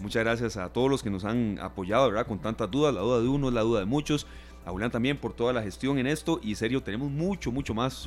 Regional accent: Costa Rica; soy costarricense

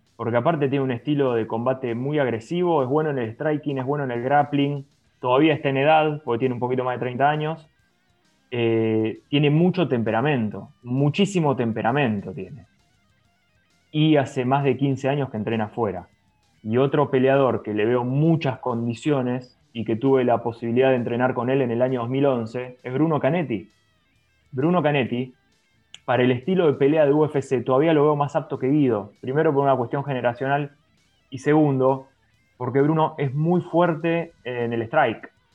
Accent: Argentina; somos así, el argentino es así

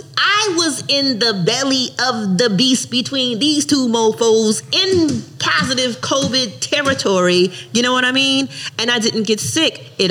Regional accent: Newark, New Jersey, United States; so I grew up in Jersey

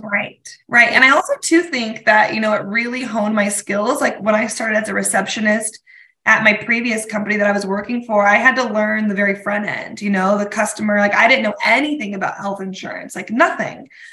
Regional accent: Colorado, United States; moved away as an adult; also born or lived in Durango, Colorado; now in Spokane, United States; Colorado, my hometown

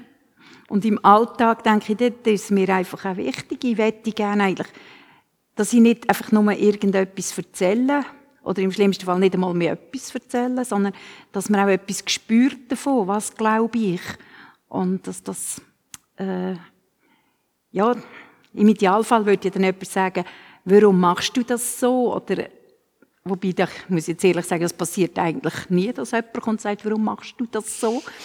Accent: Switzerland; bei uns in der Schweiz

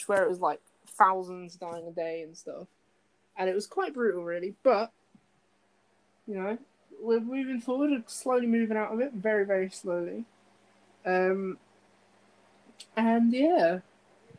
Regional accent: Kettering, East Midlands, United Kingdom; in Kettering, my hometown, in the Midlands

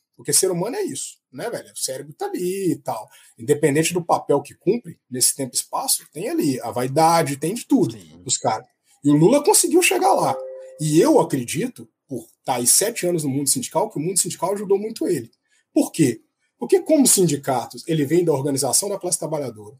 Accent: Itabira, Minas Gerais, Brazil; also born or lived in Contagem, Minas Gerais; Eu passei minha infância, que é a terra de coração, não é onde eu nasci, em Tabira, Minas Gerais

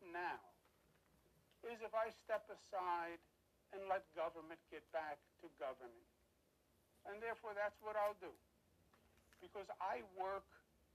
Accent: New York, United States; I am a New Yorker, born and bred

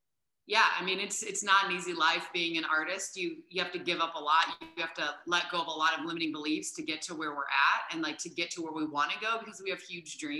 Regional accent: Indiana, United States; moved away as an adult; also born or lived in New York City; we're from Indiana.

